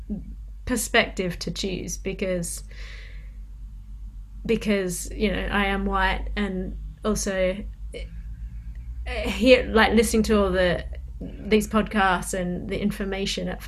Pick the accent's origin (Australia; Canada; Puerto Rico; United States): Australia; I was reminded again of being growing up in Australia